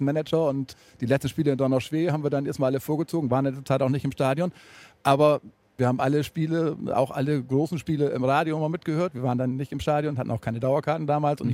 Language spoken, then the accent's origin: German; Ammerland, Lower Saxony, Germany; Wir kommen aus dem Ammerland, deswegen grün-weiß Ammerland